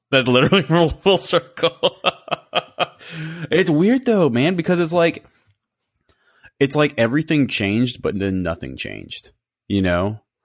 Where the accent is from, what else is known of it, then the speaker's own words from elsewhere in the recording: Baton Rouge, Louisiana, United States; moved away as an adult; I took a job back in my hometown of Baton Rouge